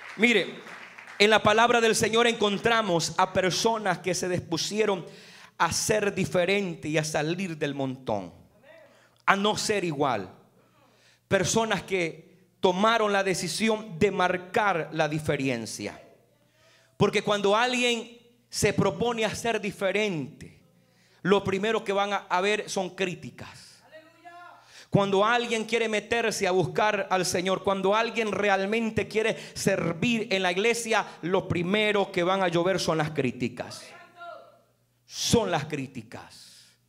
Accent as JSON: {"language": "Spanish", "town": "San Marcos Lempa", "region": "Usulután", "country": "El Salvador", "tie": "born or raised there", "said": "donde nosotros vivíamos en el departamento de Usulután en San Marcos Lempa"}